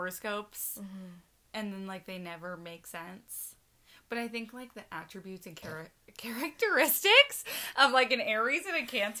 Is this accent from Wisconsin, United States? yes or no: yes; Green Bay, Wisconsin, United States; moved away as an adult; I'm from Green Bay, Wisconsin.